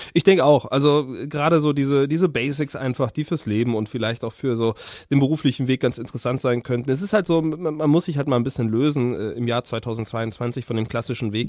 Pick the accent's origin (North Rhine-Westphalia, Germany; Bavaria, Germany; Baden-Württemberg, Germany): North Rhine-Westphalia, Germany; Siegerland; ich aus dem Siegerländle